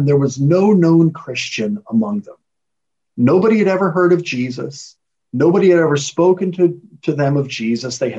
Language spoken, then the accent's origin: English; United States; moved away as an adult; now in Edinburgh, United Kingdom; as an American living in Scotland, based in Edinburgh